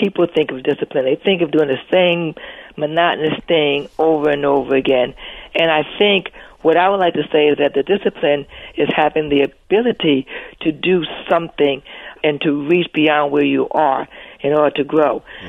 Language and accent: English; New Jersey, United States; Well, you know, Brian, I love Jersey. I'm a Jersey girl, as you said, and I had a wonderful childhood.